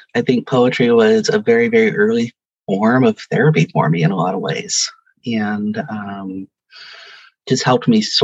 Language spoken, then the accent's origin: English; Stockton, California, United States; also born or lived in Sacramento; So I grew up in Stockton, went to Sacramento for 10 years, and then went back to Stockton